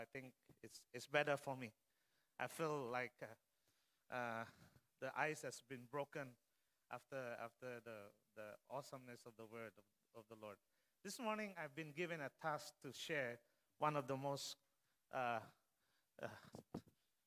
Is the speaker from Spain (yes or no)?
no; Philippines; English is a second language; moved away; as a Filipino Asian